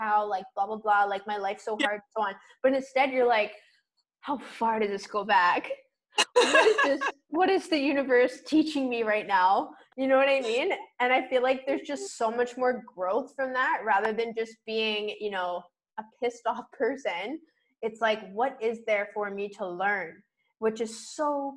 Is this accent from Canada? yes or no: yes; Vancouver Island, British Columbia, Canada; moved away; also born or lived in Toronto; I'm from Vancouver Island